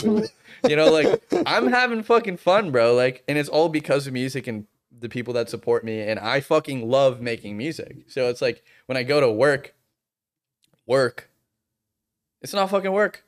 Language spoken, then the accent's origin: English; Boston, Massachusetts, United States; moved away; I'm from Boston